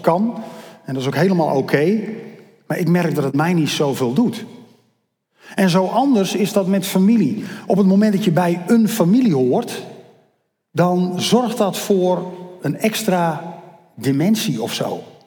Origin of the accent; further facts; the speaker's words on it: Netherlands; ik ben Nederlander omdat ik hier toevallig geboren ben